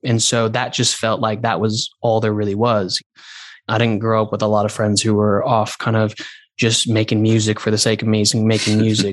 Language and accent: English; Santa Monica, California, United States; moved away as an adult; also born or lived in New Zealand; now in London, United Kingdom; I grew up in Santa Monica